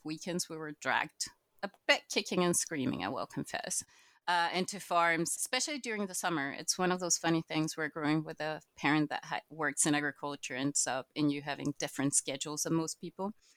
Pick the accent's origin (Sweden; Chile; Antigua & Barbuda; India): Chile; moved away as an adult; now in Scotland; I'm actually from Latin America. I'm Chilean